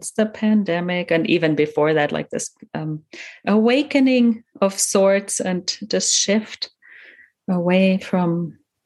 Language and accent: English; Germany; first language German; English is a second language; I'm a native German speaker as well, coming from Germany, growing up in Germany